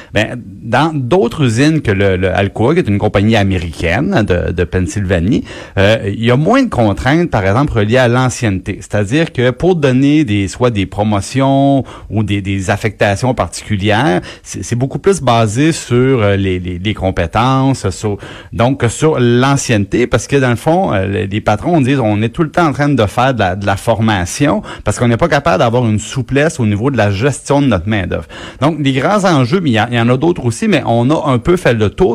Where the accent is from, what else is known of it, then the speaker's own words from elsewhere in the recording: Trois-Rivières, Quebec, Canada; moi, je viens, je viens de Trois-Rivières